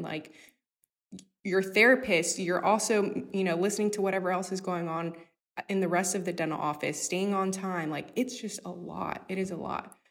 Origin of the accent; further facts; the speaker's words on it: Houston, Texas, United States; being a little Hispanic girl growing up in Acres Homes.